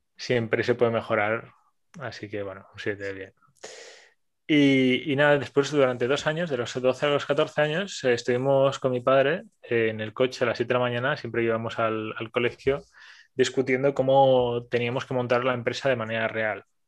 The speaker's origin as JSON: {"language": "Spanish", "town": "Barcelona", "region": "Catalonia", "country": "Spain", "said": "soy una persona de Barcelona"}